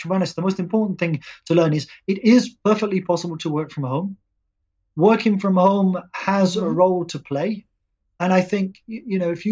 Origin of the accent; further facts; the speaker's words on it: England, United Kingdom; also born or lived in India; now in Prague, Czech Republic; Being English